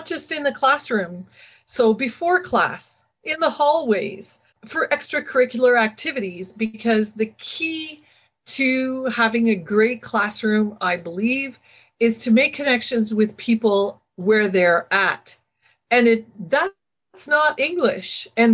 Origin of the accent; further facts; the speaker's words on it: Northern Ontario, Canada; moved away as an adult; also born or lived in London, Ontario; I was from Northern Ontario. I went to a French high school.